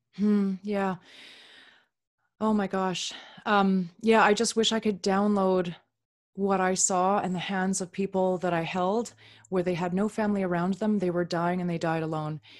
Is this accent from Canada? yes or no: yes; Canada; also born or lived in Upper Manhattan, New York; now in New York, United States; I'm a Canadian